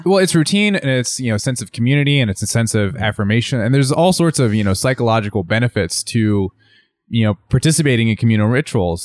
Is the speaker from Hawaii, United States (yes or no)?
no; New Jersey, United States; I'm from New Jersey